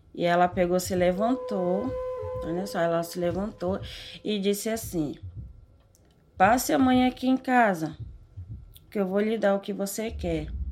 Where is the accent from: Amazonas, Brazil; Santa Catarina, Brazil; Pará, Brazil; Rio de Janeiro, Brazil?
Pará, Brazil; Quilombo Mojuaçu, interior of; also born or lived in São Paulo; Esse nome foi dado pela minha madrasta que me criou desde pequena. A gente morava em São Paulo. De São Paulo nós fomos morar justamente lá no Quilombo